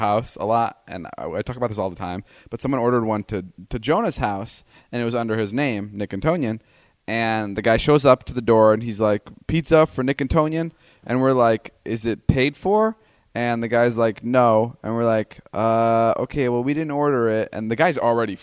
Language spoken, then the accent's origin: English; Slovakia; moved away; my home country